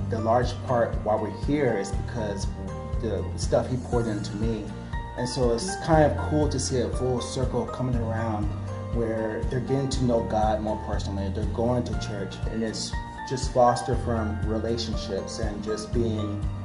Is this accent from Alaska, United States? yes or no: yes; Anchorage, Alaska, United States; We're all originally from, or I'm, we're from Anchorage, Alaska